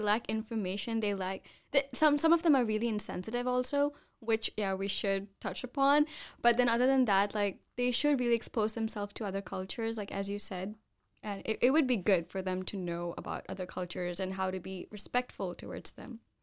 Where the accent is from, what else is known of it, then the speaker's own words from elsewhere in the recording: India; I'm from India